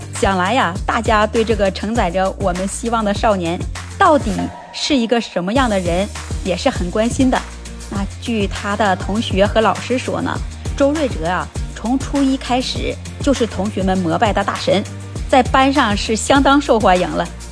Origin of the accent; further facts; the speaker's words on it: China; now in Japan; 我们中国人